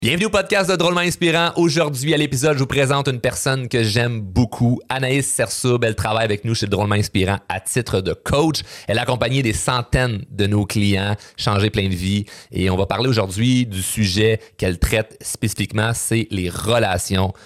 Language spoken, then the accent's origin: French; Quebec, Canada; je suis très, très, très québécois